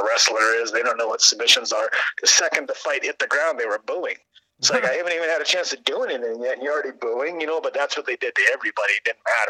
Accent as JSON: {"language": "English", "region": "Midwest", "country": "United States", "said": "we come from the Midwest"}